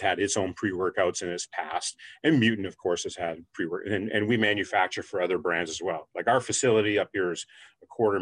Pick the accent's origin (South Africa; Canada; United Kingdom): Canada; I come from Canada